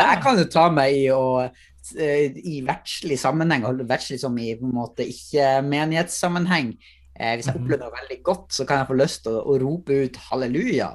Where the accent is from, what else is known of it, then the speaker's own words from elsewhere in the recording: Northern Norway, Norway; moved away; Jeg har vokst opp i Nord-Norge